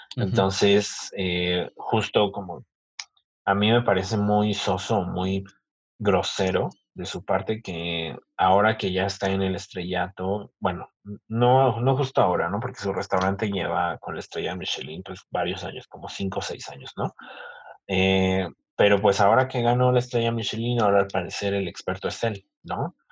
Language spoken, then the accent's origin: Spanish; Mexico; así somos los mexicanos